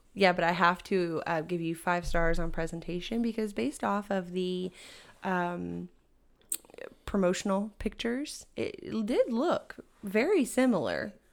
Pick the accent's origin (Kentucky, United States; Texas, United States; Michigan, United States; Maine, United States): Texas, United States; as like a Texan.